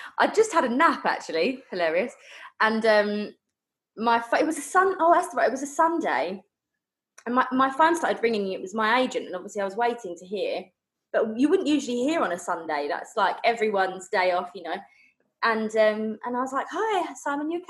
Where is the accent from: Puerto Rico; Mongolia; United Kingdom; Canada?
United Kingdom; Essex, East of England; I'm from Essex in the UK